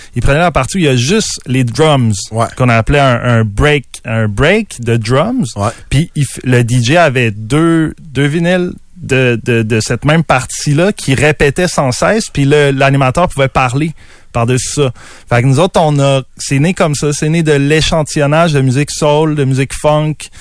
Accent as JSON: {"language": "French", "town": "Quebec City", "region": "Quebec", "country": "Canada", "tie": "born or raised there", "said": "je suis un gars de Québec. Je suis tout le temps resté à Québec"}